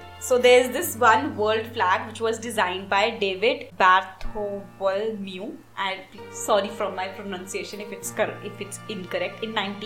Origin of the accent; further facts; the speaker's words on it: India; in India we don't